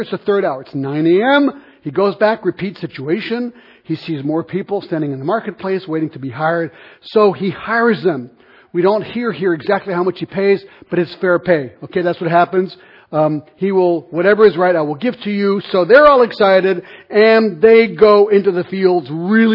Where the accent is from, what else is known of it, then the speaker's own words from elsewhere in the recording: Switzerland; I'm from Switzerland